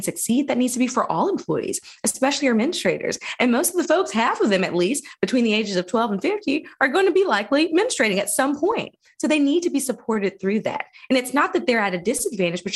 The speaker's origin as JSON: {"language": "English", "town": "Phenix City", "region": "Alabama", "country": "United States", "tie": "born or raised there", "said": "I did grow up here. I grew up in Phoenix City, Alabama."}